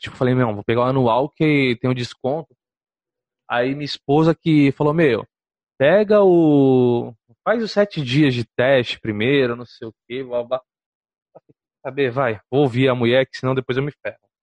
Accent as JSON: {"language": "Portuguese", "town": "Santos", "region": "São Paulo", "country": "Brazil", "said": "Eu sou de Santos"}